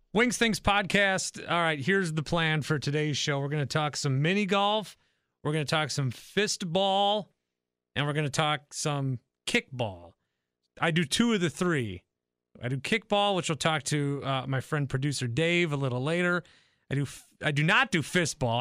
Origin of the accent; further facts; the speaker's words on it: Fond du Lac, Wisconsin, United States; I grew up in Fond du Lac, about an hour north from Milwaukee